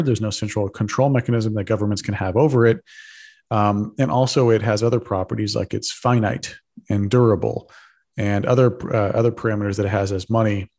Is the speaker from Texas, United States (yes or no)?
yes; Texas, United States; I'm a Texan. I grew up in Texas